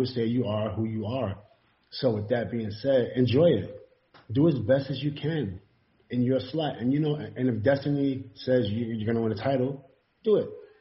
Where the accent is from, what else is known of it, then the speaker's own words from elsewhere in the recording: New York City, New York, United States; also born or lived in Queensbridge, Queens / Ravenswood, Queens; I grew up in Far Rock too, in the hood.